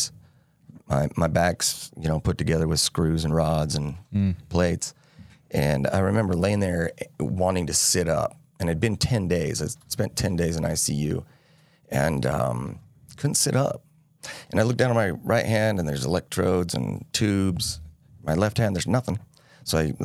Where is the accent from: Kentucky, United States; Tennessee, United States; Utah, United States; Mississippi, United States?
Utah, United States; Salt Lake City; I grew up in Salt Lake